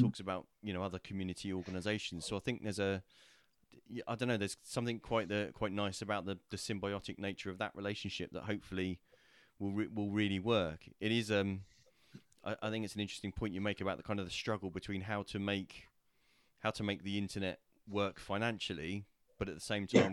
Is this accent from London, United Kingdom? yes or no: no; Portsmouth, South East England, United Kingdom; I was born in the city, I was raised in the city